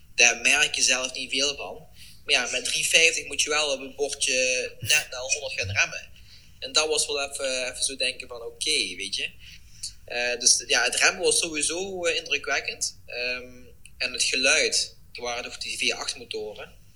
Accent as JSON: {"language": "Dutch", "country": "Netherlands", "also_born_or_lived": "Eindhoven area (lives)"}